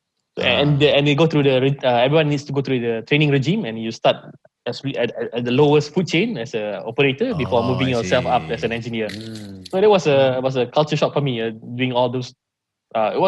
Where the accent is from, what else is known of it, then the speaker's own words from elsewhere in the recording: Malaysia; Oh, Malaysia.